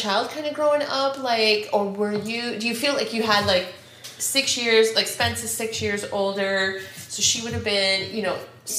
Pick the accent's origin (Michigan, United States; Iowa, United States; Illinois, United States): Iowa, United States; North Cedar District; so we are from the North Cedar District